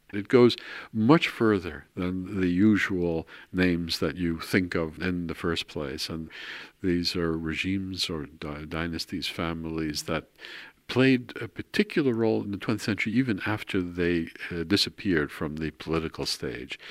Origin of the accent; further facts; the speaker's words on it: New York City, New York, United States; moved away as an adult; also born or lived in Queens, New York / Baltimore / Netherlands; now in Maarssen, Netherlands; I was born in New York. I was raised in Brooklyn and in Queens.